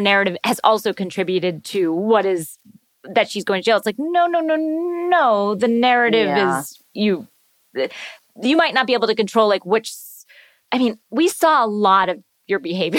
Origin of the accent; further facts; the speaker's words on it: Florida, United States; I'm from Florida.